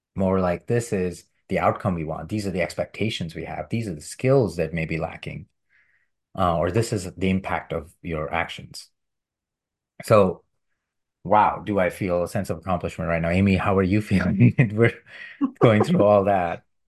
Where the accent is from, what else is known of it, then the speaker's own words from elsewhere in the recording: India; When I was a child growing up in India